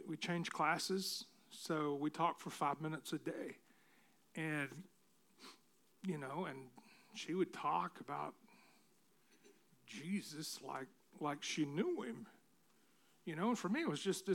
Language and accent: English; Tennessee, United States; I grew up in Tennessee.